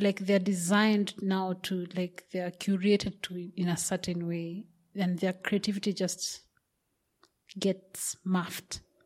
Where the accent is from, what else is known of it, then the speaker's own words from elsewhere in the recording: Kenya; I come from Kenya